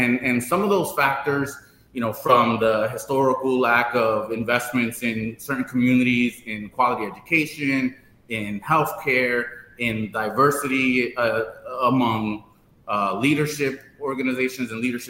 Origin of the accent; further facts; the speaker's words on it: New York City, New York, United States; So I was born and raised in New York in the Bronx. And as a first generation Dominican American, as a proud Afro-Latino